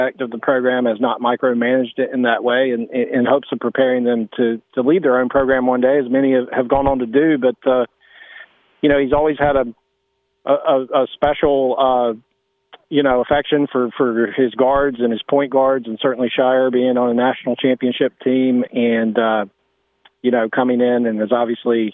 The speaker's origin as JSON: {"language": "English", "region": "Eastern North Carolina", "country": "United States", "tie": "born or raised there", "said": "when we were kids growing up in Eastern North Carolina"}